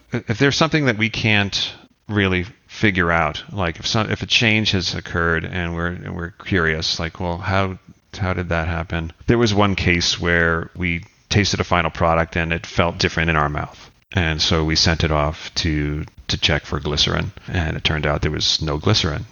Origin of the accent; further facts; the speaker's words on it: United States; we come from the States